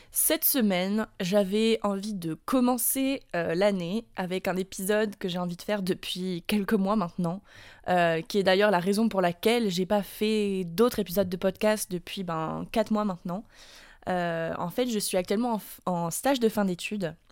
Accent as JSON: {"language": "French", "country": "France", "moved": "yes", "lives_now": "United States", "said": "je suis française, que ça fait six ans que j'habite aux États-Unis"}